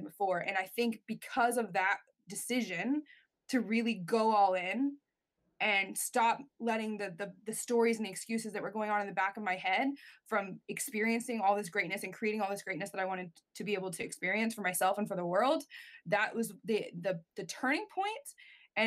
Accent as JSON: {"language": "English", "country": "United States", "said": "I'm an American in Canada at the Olympic Training Institute."}